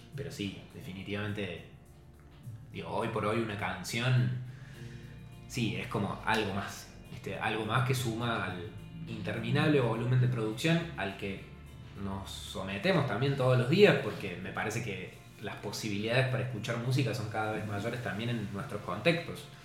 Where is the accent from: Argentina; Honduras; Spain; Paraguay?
Argentina; Córdoba; Hay mucha gente que piensa que somos de Buenos Aires. Y nos pregunta, ¿cuándo van a volver a Córdoba?